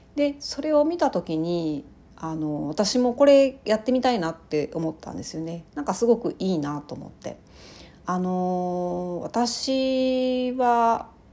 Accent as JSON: {"language": "Japanese", "region": "rural Ehime Prefecture", "country": "Japan", "tie": "born or raised there", "moved": "yes", "said": "私、あの、愛媛県のすごい田舎の出身"}